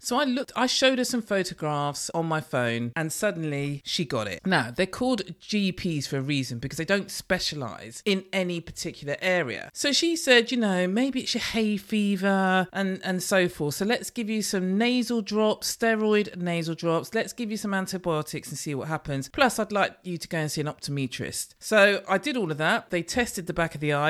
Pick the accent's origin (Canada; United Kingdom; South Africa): United Kingdom; London; I am in London from London